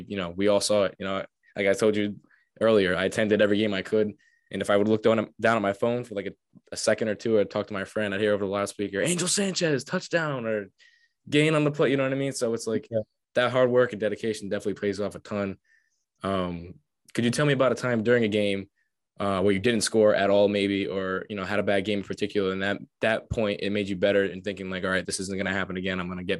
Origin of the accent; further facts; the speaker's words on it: Johnston, Rhode Island, United States; growing up in Johnston, in Rhode Island, like you said, I know there's not a lot of us that get out there